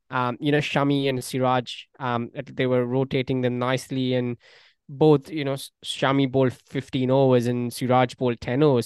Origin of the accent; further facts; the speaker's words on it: Australia; as an Australian